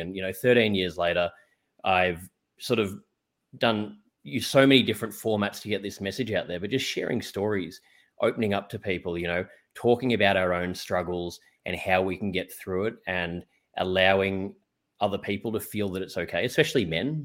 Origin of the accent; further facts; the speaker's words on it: Australia; also born or lived in New York; I'm from Australia